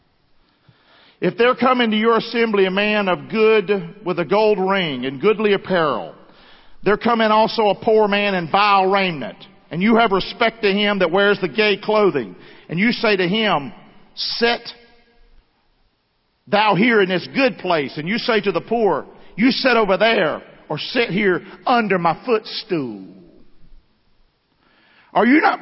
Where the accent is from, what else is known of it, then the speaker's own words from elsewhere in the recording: Rockingham, North Carolina, United States; I grew up in Rockingham, North Carolina.